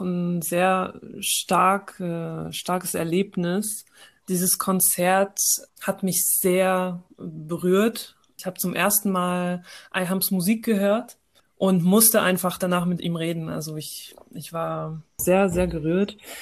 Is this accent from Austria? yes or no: no; France; moved away as an adult; now in Germany; ich bin in Frankreich geboren und aufgewachsen, habe eine deutsche Mutter und einen algerischen Vater